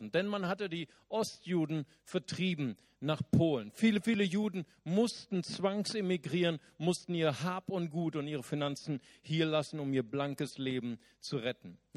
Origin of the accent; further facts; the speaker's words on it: Berlin, Germany; Ich komme aus Berlin, Alter. Ich kenne sowas nicht.